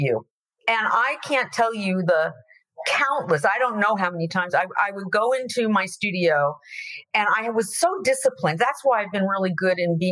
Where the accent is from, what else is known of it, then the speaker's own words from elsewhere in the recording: Florida, United States; I'm from Florida